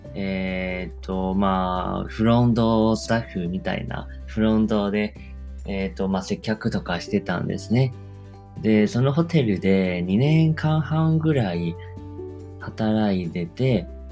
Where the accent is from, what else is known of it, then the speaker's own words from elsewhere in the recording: Taiwan; Japanese is a second language; moved away as an adult; now in Japan; 台湾生まれ、台湾育ちなんですけど、で大学卒業してから、えー、まあ、日本に来て